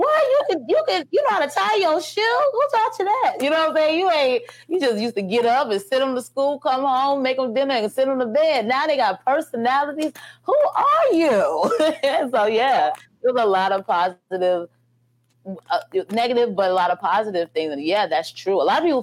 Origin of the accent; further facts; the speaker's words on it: New York City, New York, United States; now in Houston, United States; I'm from Brooklyn.